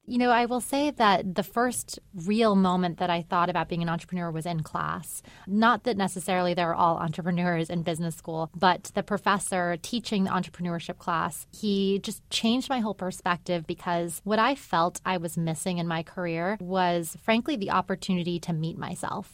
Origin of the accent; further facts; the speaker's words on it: El Paso, Texas, United States; I'm from El Paso, Texas